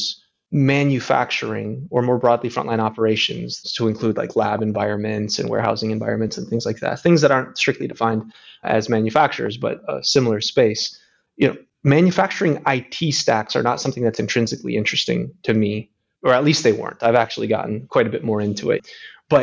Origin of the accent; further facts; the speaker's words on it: Grand Rapids, Michigan, United States; I grew up in Grand Rapids, Michigan